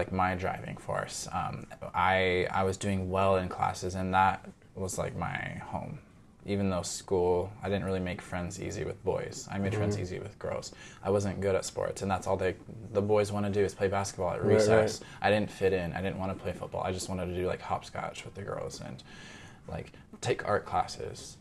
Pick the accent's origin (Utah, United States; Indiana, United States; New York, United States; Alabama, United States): Utah, United States; also born or lived in Houston, Texas; now in Norway; being the only boy who danced where I'm from, like growing up in Utah